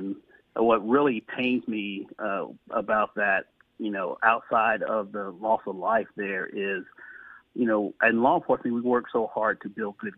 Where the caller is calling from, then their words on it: Jacksonville, Florida, United States; And I'm greetings from Jacksonville, Florida.